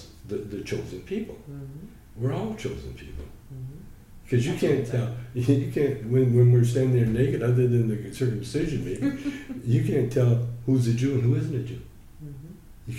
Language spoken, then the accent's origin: English; Calgary, Alberta, Canada; I grew up in Calgary